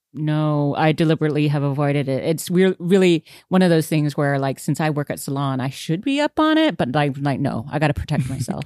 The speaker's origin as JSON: {"language": "English", "country": "United States", "said": "I'm so American"}